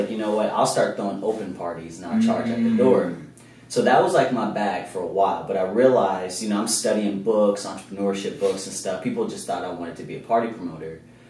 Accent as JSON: {"language": "English", "town": "Kansas City", "region": "Missouri", "country": "United States", "moved": "as an adult", "lives_now": "California, United States", "said": "So I'm originally from Kansas City."}